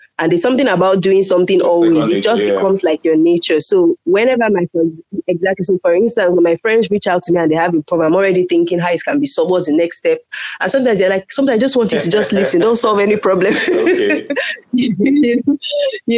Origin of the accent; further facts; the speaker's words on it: Lagos, Nigeria; also born or lived in Kano / Uyo, Akwa Ibom State; my family had to relocate to Lagos because all the children were really small. So my parents had to bring us down here.